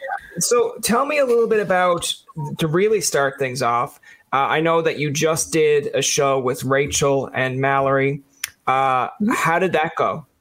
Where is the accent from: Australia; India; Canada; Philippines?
Canada; Newfoundland and Labrador; now in Ottawa, Canada; I came home from Newfoundland because of the COVID, but yep. I'm usually up away in Ottawa.